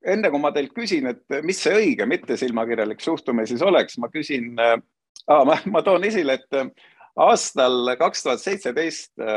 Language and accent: Estonian; Tallinn, Harju County, Estonia; minu kodulinn Tallinn